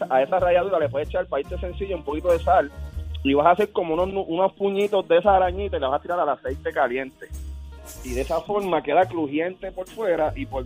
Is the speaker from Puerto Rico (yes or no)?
yes; San Lorenzo, Puerto Rico; nosotros en Puerto Rico estamos en el campo, yo soy de San Lorenzo